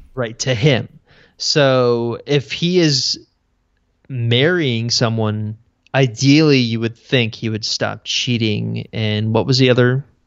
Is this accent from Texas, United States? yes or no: yes; Houston, Texas, United States; I grew up in Texas